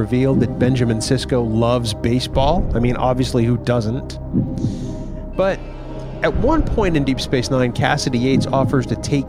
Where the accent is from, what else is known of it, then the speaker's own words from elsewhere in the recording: Canada; accent: Canadian; my accent like that should tell you that it was probably something Canadian